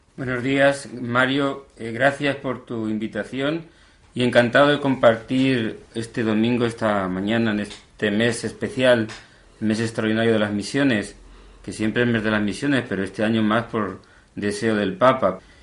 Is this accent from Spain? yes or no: yes; Cuenca, Castilla-La Mancha, Spain; also born or lived in Valdeganga; Yo nací eh, ya hace, bueno, no muchos años, 53 nada más, en Cuenca, aunque yo me crié en un pueblo pequeñito de la provincia de Cuenca, Valdeganga. A los seis años eh, mis padres se trasladaron para aquí, para la ciudad